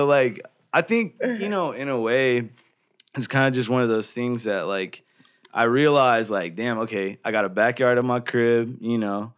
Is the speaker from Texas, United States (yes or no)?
yes; Dallas, Texas, United States; also born or lived in Grand Prairie, Texas; I was actually born and raised in Dallas, Texas